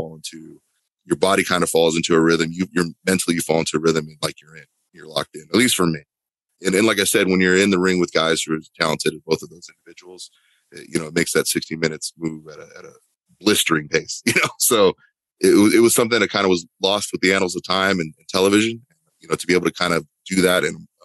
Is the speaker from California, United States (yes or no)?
yes; Huntington Beach, California, United States; moved away as an adult; now in Florida, United States; Growing up in Southern California